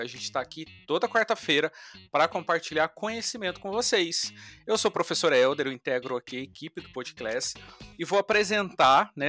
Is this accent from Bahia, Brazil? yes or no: no; Taubaté, São Paulo, Brazil; moved away as an adult; now in Rio de Janeiro, Brazil; eu sou natural do interior de São Paulo, Taubaté